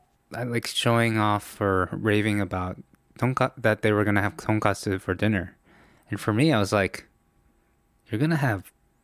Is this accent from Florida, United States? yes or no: no; New York, United States; But I, you know, spoke English. You know, born and raised in New York.